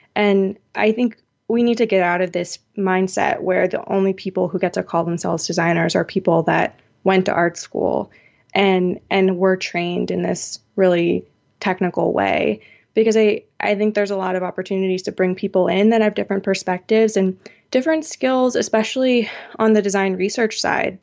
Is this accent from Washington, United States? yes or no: yes; Seattle, Washington, United States; my hometown of Seattle